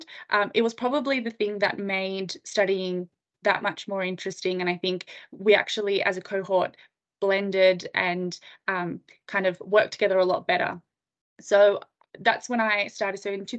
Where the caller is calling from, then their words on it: Sydney, New South Wales, Australia; I'm dialing in from Sydney, Australia, so I'm very excited to have a chat to you.